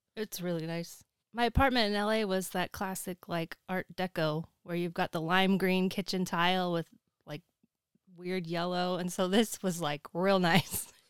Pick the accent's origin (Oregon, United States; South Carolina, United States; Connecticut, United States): Oregon, United States; moved away as an adult; also born or lived in Los Angeles; I'm originally from Oregon, but I moved down there for college and ended up staying